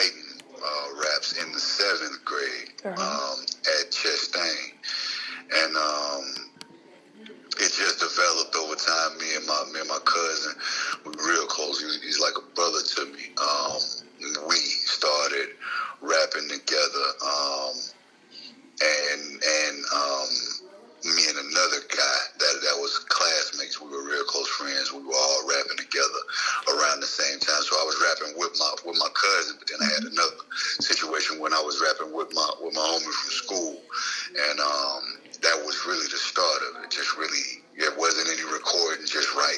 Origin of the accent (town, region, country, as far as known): Jackson, Mississippi, United States; born or raised there; also born or lived in Chicago, Illinois